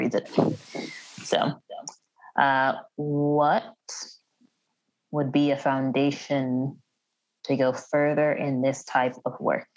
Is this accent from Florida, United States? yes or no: no; Wheaton, Illinois, United States; We're in a non-denominational church growing up in Wheaton